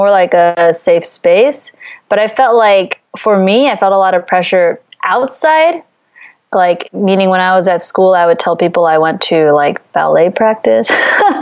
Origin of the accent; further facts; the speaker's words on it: D.C., Virginia, United States; moved away as an adult; also born or lived in Beijing, China / Philippines / Taiwan; now in Philippines / Taiwan; I grew up in near Washington, D.C.